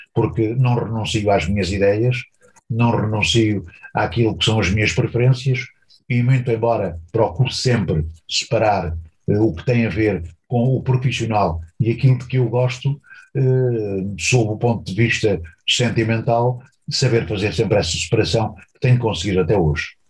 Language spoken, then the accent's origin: Portuguese; Beira Baixa, Centro, Portugal; moved away as an adult; also born or lived in Proença-a-Nova, Portugal / Angola; Eu vivia na Beira Baixa, onde nasci